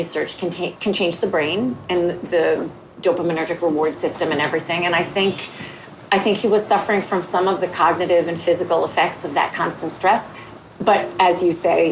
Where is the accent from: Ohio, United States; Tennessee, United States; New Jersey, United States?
New Jersey, United States; northern; also born or lived in Bronx, New York; I felt like an outsider kind of growing up. My family was Jewish and we lived in northern New Jersey. We're from the Bronx